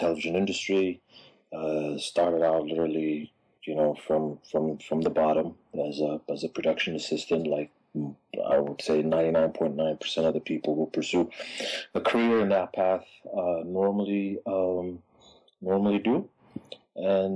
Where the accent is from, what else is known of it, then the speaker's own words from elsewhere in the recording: Addis Ababa, Ethiopia; moved away as an adult; now in Los Angeles, United States; Born and raised in Addis Ababa, Ethiopia, 1975